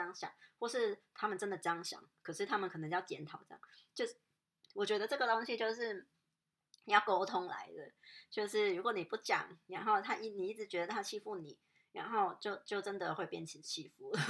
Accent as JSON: {"language": "Chinese", "country": "Hong Kong", "said": "告诉人家说哦我我是香港人，然后然后我我习惯平时可能是这样的"}